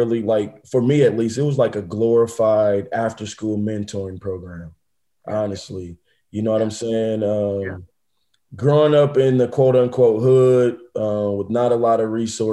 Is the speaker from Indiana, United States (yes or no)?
yes; Indianapolis, Indiana, United States; I'm from Indianapolis, Indiana. I grew up with both parents in the household